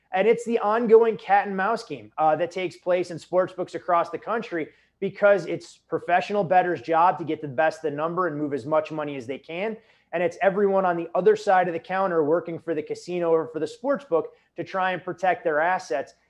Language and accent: English; Chicago suburbs, Illinois, United States; growing up in the Chicago suburbs at a young age